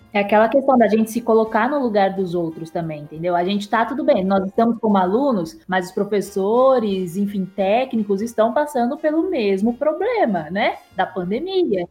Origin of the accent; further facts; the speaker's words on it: São Paulo, Brazil; moved away as an adult; now in Mariana, Brazil; Eu sou de São Paulo, mas agora eu falo de Mariana, porque eu, enfim, eu vim para cá, né?